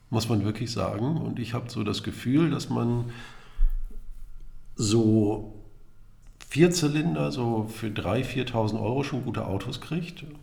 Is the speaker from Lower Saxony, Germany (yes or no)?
yes; Lower Saxony, Germany; Achso, nee, ich komme ja aus Niedersachsen, gab es immer VW.